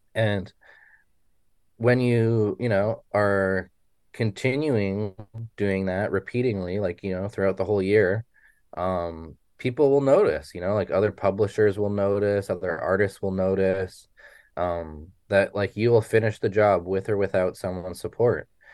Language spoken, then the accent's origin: English; Haines Junction, Yukon, Canada; moved away as an adult; now in Vancouver, Canada; I grew up in Haines Junction, Yukon